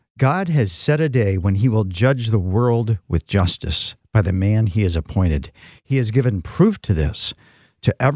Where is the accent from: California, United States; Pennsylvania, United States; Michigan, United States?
Michigan, United States; West; moved away as an adult; also born or lived in Phoenix, Arizona; when we moved from Phoenix to back to West Michigan